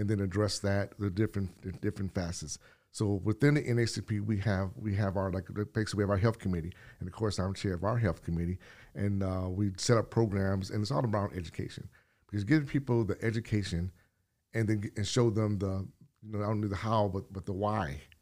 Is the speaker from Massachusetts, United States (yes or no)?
no; California, United States; also born or lived in Detroit; now in Wales Township, United States; I'm from California